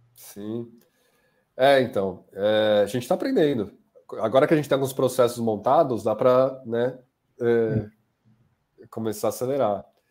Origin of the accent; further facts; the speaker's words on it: Brazil; sendo brasileiro